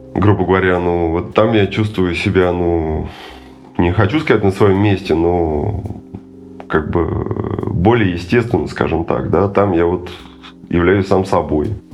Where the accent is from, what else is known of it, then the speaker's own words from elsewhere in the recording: Russia; moved away as an adult; also born or lived in Moscow; now in Terskol, Russia; это были овраги в детстве на, на Горной, где я родился и вырос